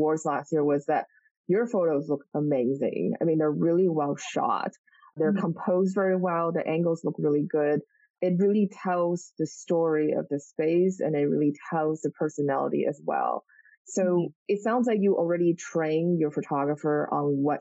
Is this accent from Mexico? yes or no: no; Taiwan; I'm from Taiwan and I live in Taiwan at the moment